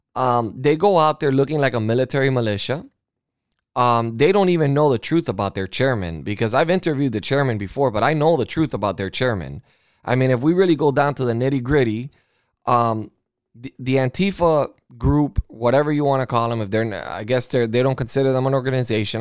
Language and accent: English; United States; I am an American